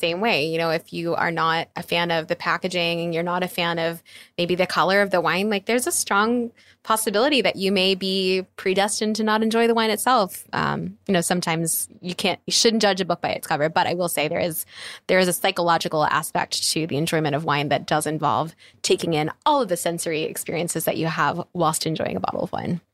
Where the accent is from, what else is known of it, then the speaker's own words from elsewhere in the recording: East Coast, United States; now in California, United States; I grew up in the East Coast